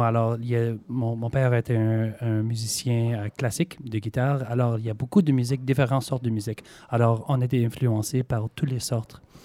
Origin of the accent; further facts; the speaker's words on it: Montreal, Quebec, Canada; accent: Québécois; moved away; mes parents sont américains, mais euh, voilà, j'étais né à Montréal, alors euh, j'ai fait mes études là-bas et je parle français